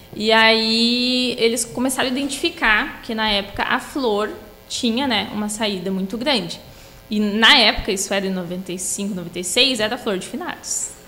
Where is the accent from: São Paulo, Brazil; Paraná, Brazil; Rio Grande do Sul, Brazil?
Rio Grande do Sul, Brazil; Torres; moved away; also born or lived in Sapiranga; sou natural de Torres